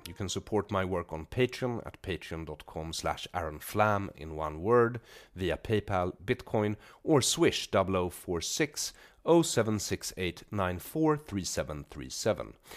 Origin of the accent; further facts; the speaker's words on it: Sweden; I come from Sweden